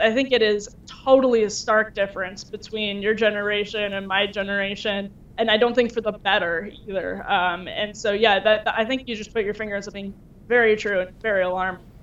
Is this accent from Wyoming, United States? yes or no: no; Wisconsin, United States; moved away as an adult; I'm from Wisconsin originally and um, came out here for college and never left